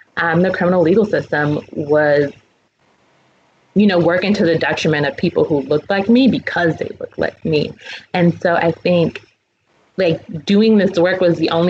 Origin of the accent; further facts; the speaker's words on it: New York City, New York, United States; I am from Brooklyn. I was raised in the Black church